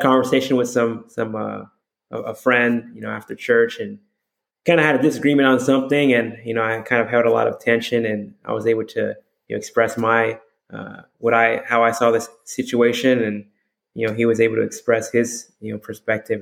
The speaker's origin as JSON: {"language": "English", "region": "Hawaii", "country": "United States", "tie": "born or raised there", "said": "I'm from Hawaii. You know, I was raised there"}